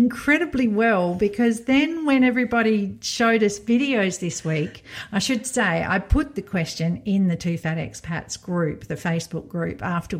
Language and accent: English; Belgium; now in Poland; Like in my home country of Belgium, a lot of the kids would be better off.